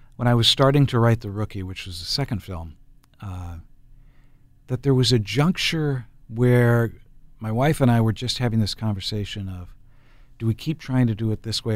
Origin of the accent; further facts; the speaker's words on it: Enterprise, Oregon, United States; now in Portland, United States; when I grew up in Enterprise, up in the northeastern part of the state